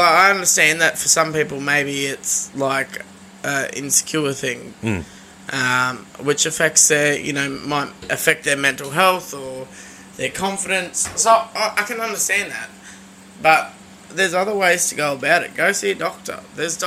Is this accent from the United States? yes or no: no; Sunshine Coast, Queensland, Australia; back home where we grew up on the Sunshine Coast